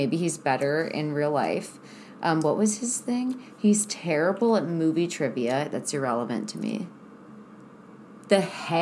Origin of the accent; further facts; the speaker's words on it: Midwest, United States; I'm from the Midwest